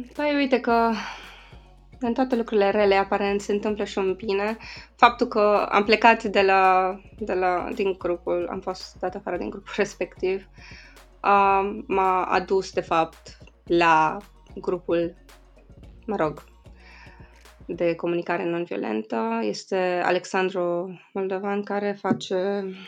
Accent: Sighișoara, Mureș County, Romania; moved away; În Sighișoara, în orașul meu natal

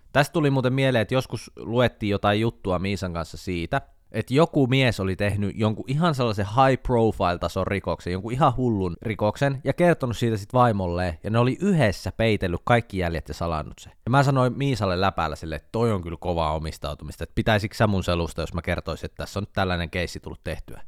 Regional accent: Jyväskylä, Central Finland, Finland; moved away; Kun mä muutin Jyväskylästä pois

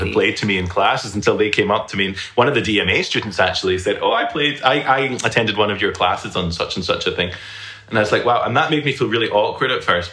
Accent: Scotland, United Kingdom; moved away as an adult; now in Alabama, United States; I'm originally from the United Kingdom, from Scotland. And I've lived there my entire life up till now

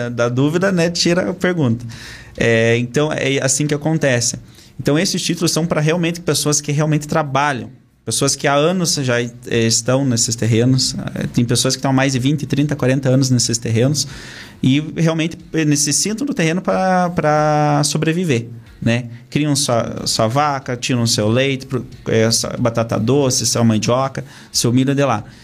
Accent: Castro, Paraná, Brazil; Sou de Castro, natural da cidade de Castro. Nasci no interior aqui de Castro.

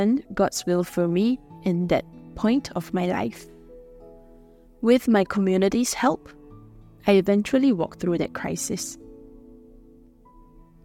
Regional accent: Singapore; I'm a missionary from Singapore

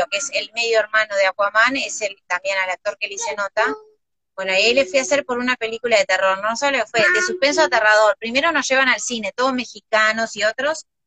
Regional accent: Uruguay; no, yo este, estoy muy contenta, vengo de Uruguay, no sé si ustedes conocen, están

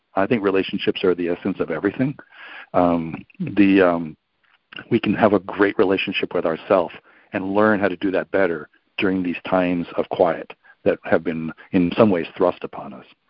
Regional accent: New York, United States; I'm from New York

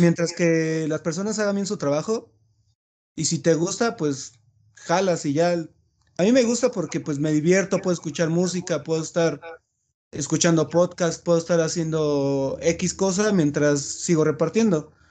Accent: Chiapas, Mexico; moved away as an adult; yo soy de Chiapas

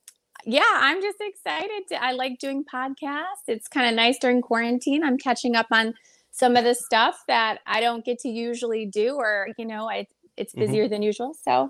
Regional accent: Detroit, Michigan, United States; You know, here it's just like, I feel like every inner city has, you know, bad areas and bad pockets, but I never was really afraid.

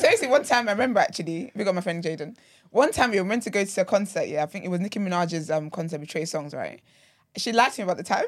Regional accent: Nigeria; I'm very Nigerian

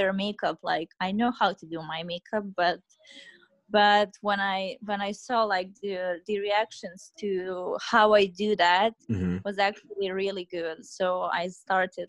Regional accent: Serbia; I'm from Serbia

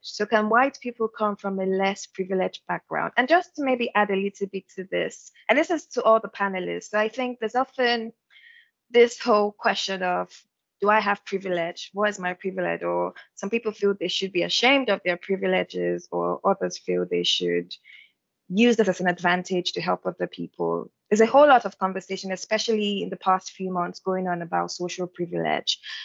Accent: Yorubaland, Nigeria; I am Nigerian as well. And am Yoruba, I'm from a majority ethnic group.

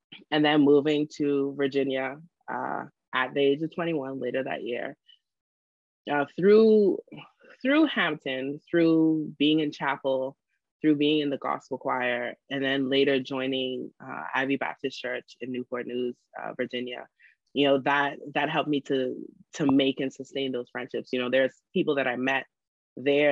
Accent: Bahamas; moved away as an adult; also born or lived in Freeport, Grand Bahama / Nassau, New Providence; now in Beijing, China; I was born in Freeport, Grand Bahama. At the age of 10, both of my parents got transferred to work in Nassau, New Providence

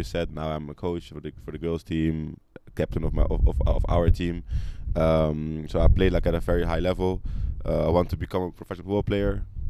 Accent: Amsterdam, North Holland, Netherlands; moved away as an adult; So I'm like … for Amsterdam, 20 years old. I grew up in Amsterdam, lived there all my life until I was 19. My daddy is from Mali. He grew up there. Then he, like around his 30s, he came to Netherlands, met my mother. She's Dutch.

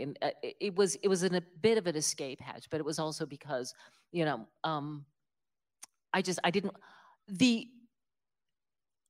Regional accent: West Virginia, United States; also born or lived in New York City; now in Central Virginia, United States; I'm from West Virginia

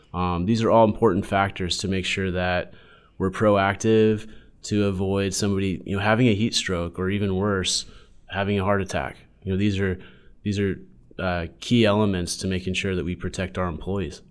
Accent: San Diego, California, United States; was born and raised in San Diego

